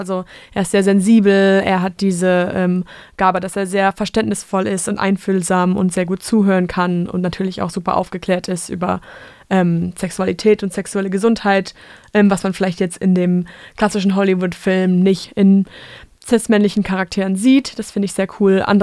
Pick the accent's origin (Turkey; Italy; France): France; German is a second language; Ich komme aus Frankreich und das französische Schulsystem ist mega weit da nach hinten.